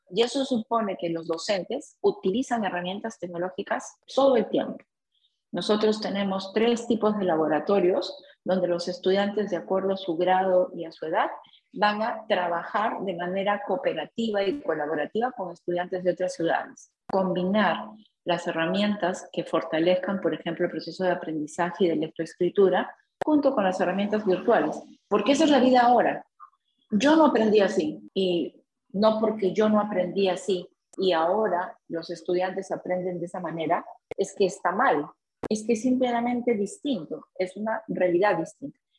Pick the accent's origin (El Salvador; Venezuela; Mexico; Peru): Peru; nosotros como peruanos